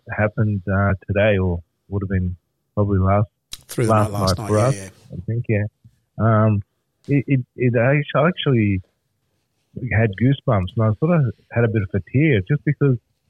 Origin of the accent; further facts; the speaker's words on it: Melbourne, Victoria, Australia; also born or lived in Lebanon; We're both from Melbourne. We've been born and bred in Melbourne